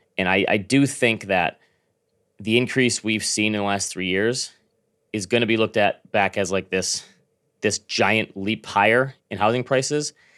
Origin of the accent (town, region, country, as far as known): Grand Rapids, Michigan, United States; born or raised there